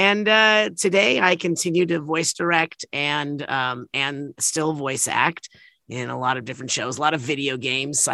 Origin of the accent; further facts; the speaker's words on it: Los Angeles, California, United States; we grew up in the San Fernando Valley where there was a lot of child actors